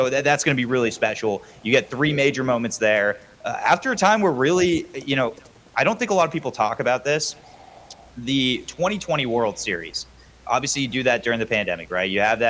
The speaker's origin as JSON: {"language": "English", "town": "Santa Clarita", "region": "California", "country": "United States", "tie": "born or raised there", "said": "being from Santa Clarita"}